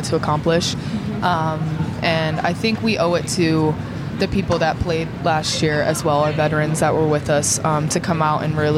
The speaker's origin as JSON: {"language": "English", "region": "Midwest", "country": "United States", "said": "I'm from the Midwest, so we deal with a lot of snow."}